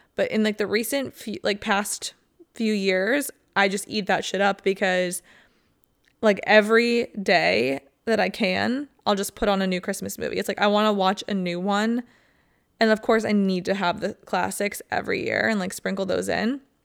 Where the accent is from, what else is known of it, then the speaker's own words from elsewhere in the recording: Ohio, United States; moved away; I used to wanna get out of Ohio winter so bad